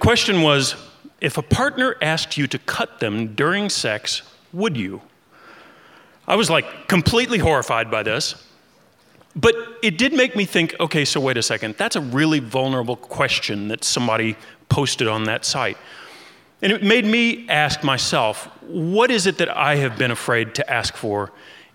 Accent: Kentucky, United States; I grew up in Kentucky

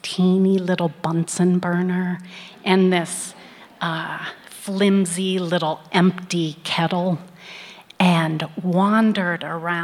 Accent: Midwest, United States; I was born in the Midwest in the early 60s

